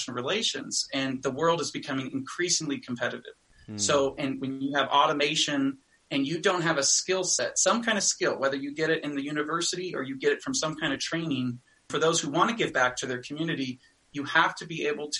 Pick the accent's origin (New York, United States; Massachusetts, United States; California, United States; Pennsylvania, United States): California, United States; I grew up in California